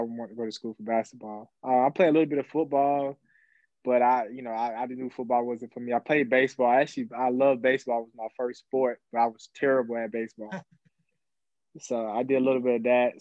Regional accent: Georgia, United States; in my hometown and in the state of Georgia

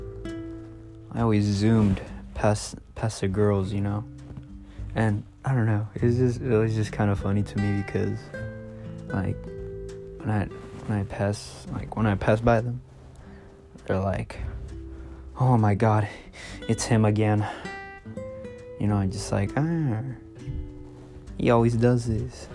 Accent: California, United States; I'm from California

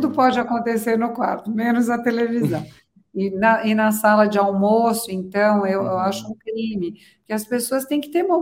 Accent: São Paulo, Brazil; moved away as an adult; also born or lived in Florence, Italy; estou em São uhum. Paulo, então é a minha cidade de origem

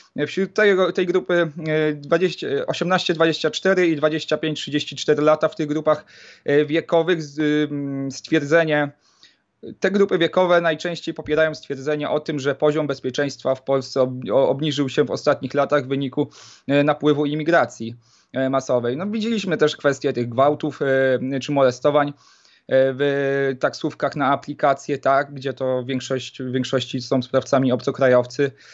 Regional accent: Poland; pochodzę e, z nadmorskiego e, miasteczka

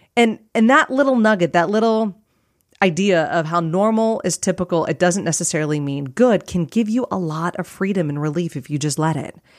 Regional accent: Phoenix area, Arizona, United States; I live in a beige track home

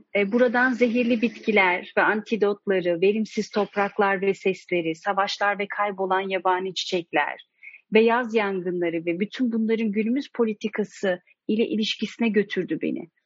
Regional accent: Turkey; Ben Türkiye'de yetiştim

